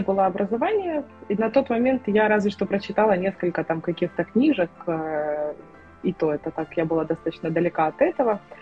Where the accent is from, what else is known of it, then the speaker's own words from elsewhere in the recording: Ukraine; я из Украины